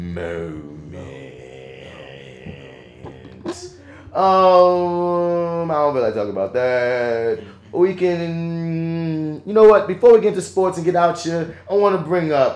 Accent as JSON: {"language": "English", "town": "New Orleans", "region": "Louisiana", "country": "United States", "said": "I'm from New Orleans"}